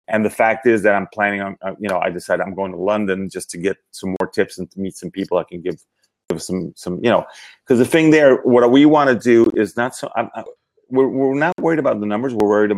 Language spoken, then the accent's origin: English; Venezuela; first language Spanish; English is a second language; moved away as an adult; I'm originally from Venezuela, from South America. So I do speak